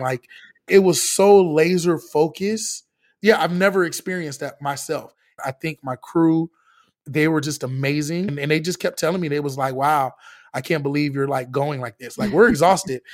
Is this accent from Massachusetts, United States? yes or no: no; Orlando, Florida, United States; growing up in the inner city, living in a bubble, like, I'm from Orlando